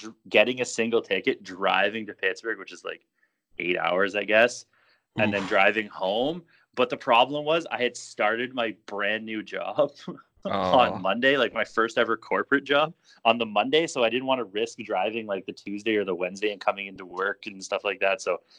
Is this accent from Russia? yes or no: no; Canada; As the Canadian here